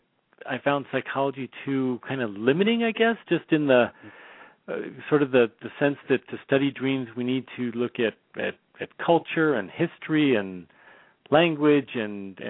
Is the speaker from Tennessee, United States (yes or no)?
no; Bay Area, California, United States; now in Portland, United States; I'm born and raised in the Bay Area, but living in Portland, Oregon now